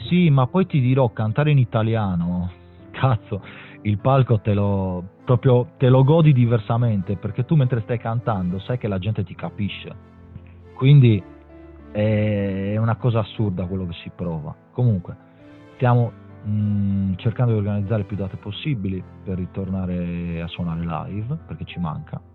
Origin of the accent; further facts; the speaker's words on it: Sardinia, Italy; also born or lived in Milan; te lo dico da sardo